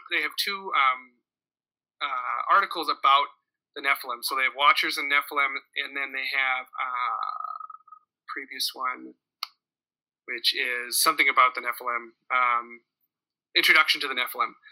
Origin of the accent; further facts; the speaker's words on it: Minnesota, United States; I am from Minnesota, so our goodbyes take 45 minutes.